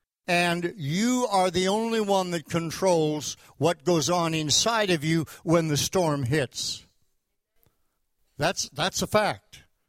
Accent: Canada; moved away as an adult; also born or lived in Tulsa; I came down from Canada to Tulsa, Oklahoma in 1968 to go to Oral Roberts University.

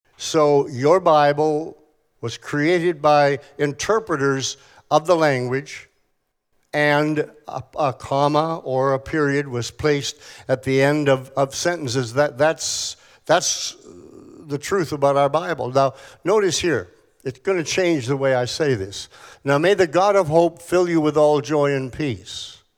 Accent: Tulsa, Oklahoma, United States; I come from Tulsa, Oklahoma

